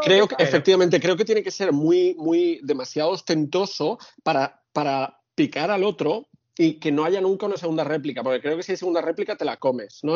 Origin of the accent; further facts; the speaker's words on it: Catalonia, Spain; yo soy catalán, soy muy catalán